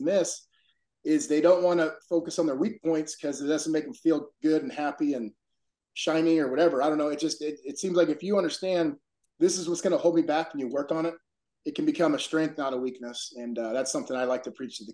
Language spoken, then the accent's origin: English; San Diego, California, United States; I'm from San Diego High School